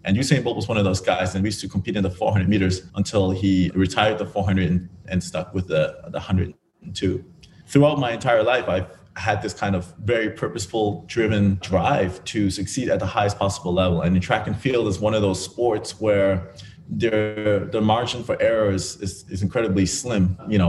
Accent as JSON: {"language": "English", "town": "Grand Turk", "country": "Turks & Caicos Islands", "tie": "born there", "said": "So I was born in the Turks and Caicos Islands, and on a tiny little island called Grand Turk, no more than 2,000 or 3,000 people at the time."}